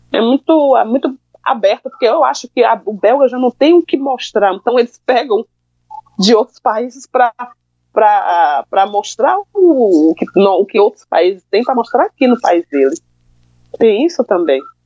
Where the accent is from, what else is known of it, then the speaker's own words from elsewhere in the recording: Brazil; moved away as an adult; now in Belgium; eu sou brasileira, eu sou do Brasil